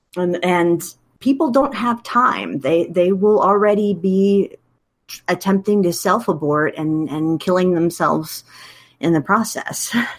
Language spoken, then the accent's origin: English; Wichita, Kansas, United States; moved away as an adult; also born or lived in Illinois / Texas; I was born and raised in Wichita, Kansas